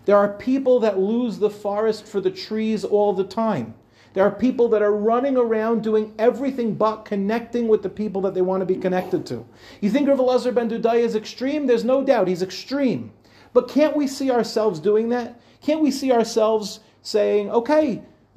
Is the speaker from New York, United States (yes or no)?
yes; Five Towns, New York, United States; I was a kid growing up in the Five Towns